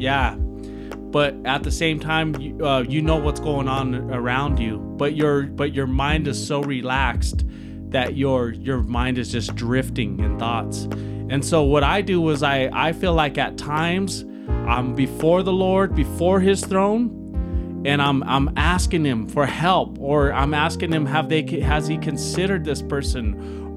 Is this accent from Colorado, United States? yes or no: yes; Denver, Colorado, United States; moved away as an adult; also born or lived in Brighton, Colorado; I ended up moving to Brighton, Colorado when I was from South Denver